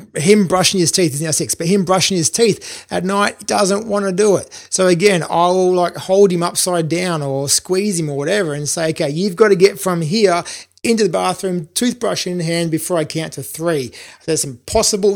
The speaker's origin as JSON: {"language": "English", "country": "Australia", "also_born_or_lived": "Brisbane / London", "moved": "as an adult", "said": "I'm an Aussie"}